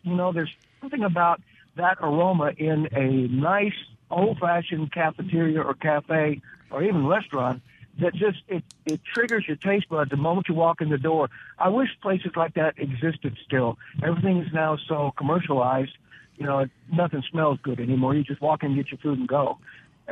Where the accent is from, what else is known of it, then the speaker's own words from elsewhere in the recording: Utah, United States; also born or lived in Memphis, Tennessee; now in Hernando, United States; we left Memphis in 54 and I grew up in Utah